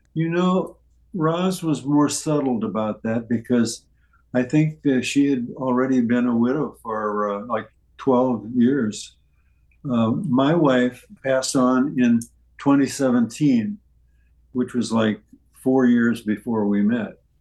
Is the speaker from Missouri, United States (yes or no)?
yes; St. Charles, Missouri, United States; moved away; my uh, birthplace and where I grew up was St. Charles, Missouri, which is across the river.